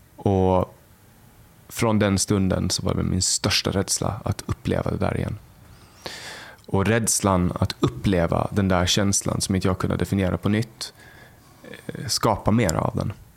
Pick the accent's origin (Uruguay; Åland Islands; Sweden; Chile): Åland Islands; Mariehamn, Åland; där jag kommer ifrån, exakt. Ja. Eh, där jag, i Mariehamn och Övernäs